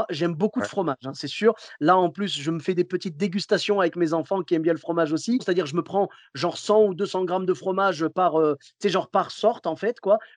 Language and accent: French; Clermont-Ferrand, Auvergne-Rhône-Alpes, France; Moi, je viens de Clermont-Ferrand. Tu sais, là-bas, c'est le pays du bleu d'Auvergne.